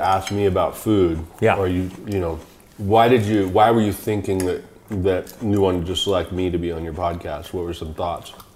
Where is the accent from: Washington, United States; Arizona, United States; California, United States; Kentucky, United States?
Washington, United States; Seattle; where I grew up in Washington, and we lived on two and a half acres